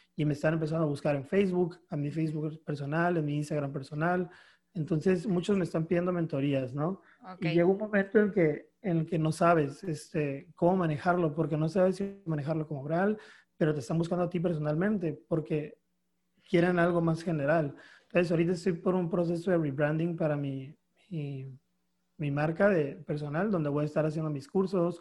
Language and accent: Spanish; Mexicali, Baja California, Mexico; Soy de Mexicali, Baja California